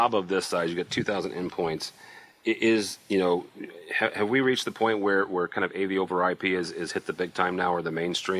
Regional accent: United States; I'm American

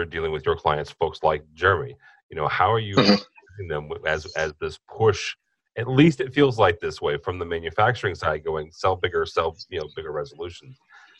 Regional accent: Peoria, Illinois, United States; actually in my hometown of Peoria. Illinois, halfway between Chicago and St. Louis, for those of you who aren't familiar with the geography of Illinois.

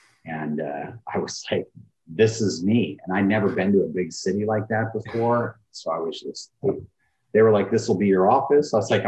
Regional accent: Bakersfield, California, United States; But I grew up in Bakersfield, California, and I got an old Jeep when I was a teenager

